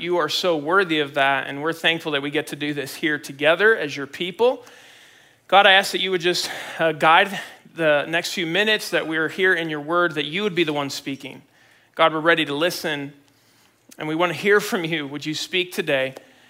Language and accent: English; Mexico City, Mexico; I grew up in Mexico City, Mexico, because my parents are missionaries there, and they're still there. They're at the same church that I grew up in.